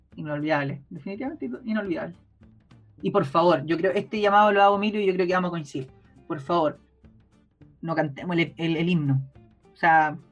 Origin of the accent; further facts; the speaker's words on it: Chile; como chilenos podamos